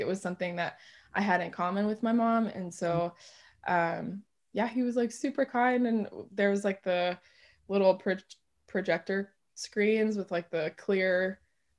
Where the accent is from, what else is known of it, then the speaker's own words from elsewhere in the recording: Dearborn, Michigan, United States; I'm from Dearborn, Michigan originally